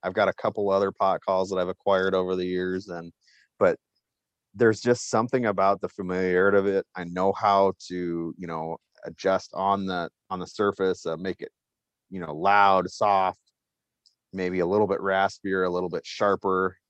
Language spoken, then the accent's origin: English; Bozeman, Montana, United States; moved away as an adult; also born or lived in Iowa; now in South Dakota, United States; I grew up actually in Bozeman, Montana